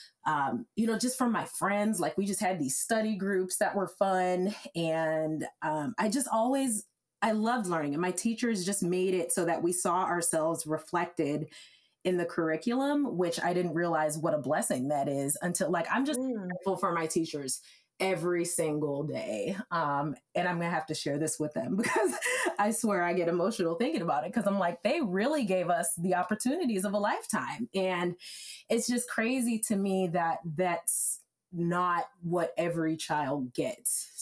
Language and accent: English; Evanston, Illinois, United States; being from where I'm from Evanston, Illinois, and it's a fantastic place